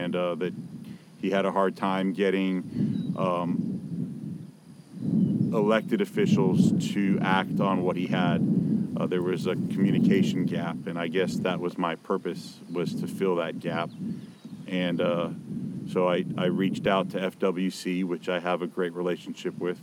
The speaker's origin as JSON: {"language": "English", "town": "Miami", "region": "Florida", "country": "United States", "tie": "born or raised there", "lives_now": "West Coast of Florida, United States", "said": "I was born and raised in Miami."}